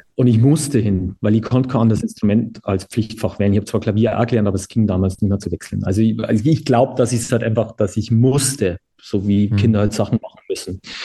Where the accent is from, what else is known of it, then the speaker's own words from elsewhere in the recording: Bavaria, Germany; bei uns in Bayern